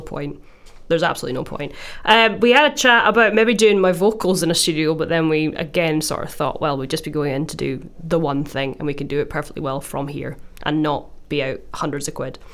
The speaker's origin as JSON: {"language": "English", "town": "Glasgow", "region": "Scotland", "country": "United Kingdom", "said": "I'm from Glasgow and I'm doing an E P for my school trip to Malawi."}